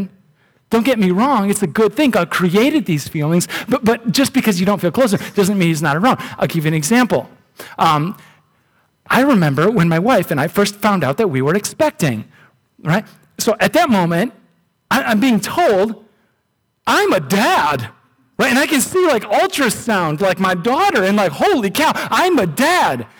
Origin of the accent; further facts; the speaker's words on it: United States; I'm an American